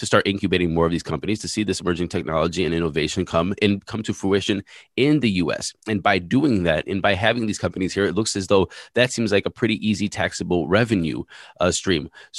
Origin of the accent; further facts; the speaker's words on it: United States; being an American citizen holding an American passport myself